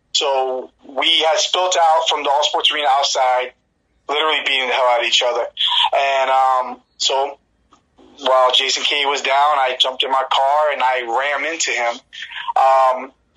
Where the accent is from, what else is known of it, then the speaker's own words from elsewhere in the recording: Newark, New Jersey, United States; moved away; I'm from Newark, New Jersey. We both kind of grew up in similar, like, you know, kind of areas and the projects